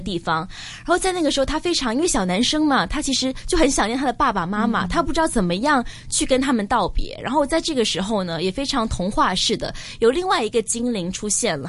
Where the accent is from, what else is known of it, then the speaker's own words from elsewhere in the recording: Hong Kong; 但是我们香港人可能是反过来